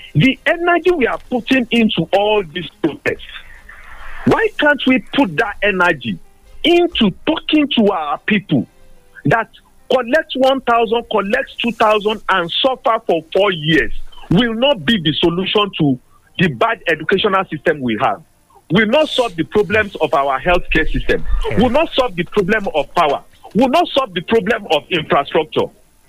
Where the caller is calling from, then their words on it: Abeokuta, Ogun State, Nigeria; I'm calling from Abeokuta this morning.